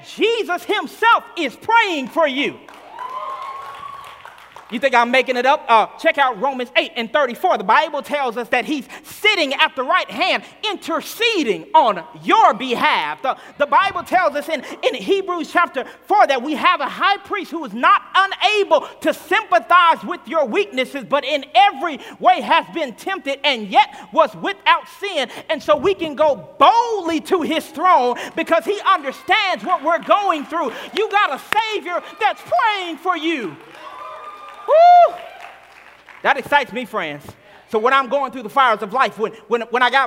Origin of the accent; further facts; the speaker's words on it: Arkansas, United States; moved away; I'm from Arkansas originally, and so I grew up in the South Black Baptist Church